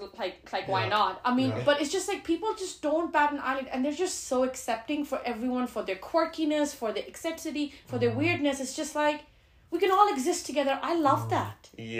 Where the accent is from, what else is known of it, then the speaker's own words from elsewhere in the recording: Geneva, Switzerland; Like, when I was growing up in Geneva, I was like, I don't really have a choice.